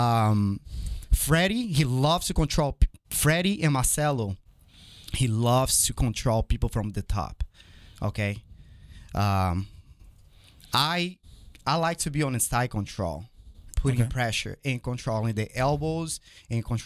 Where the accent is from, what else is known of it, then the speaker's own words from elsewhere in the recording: Brazil; moved away; My dad is American. My mom is from Brazil. I was born in Brazil. And growing up there